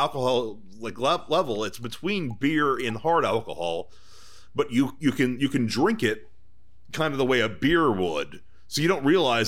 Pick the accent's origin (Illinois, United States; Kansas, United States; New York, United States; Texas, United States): Texas, United States; I'm from Texas